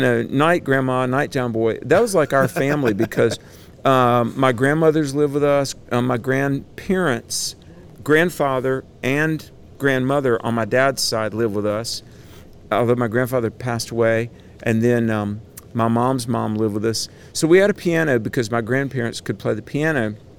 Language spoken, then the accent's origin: English; Greensboro, North Carolina, United States; my hometown of Greensboro, North Carolina